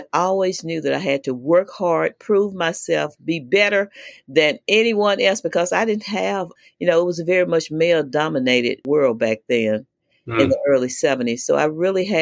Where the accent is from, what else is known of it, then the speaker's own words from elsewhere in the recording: Mississippi, United States; I was born 1955 in Mississippi. I grew up in a family of mother, father, nine of us, eight girls and one boy. I guess pretty normal family in Mississippi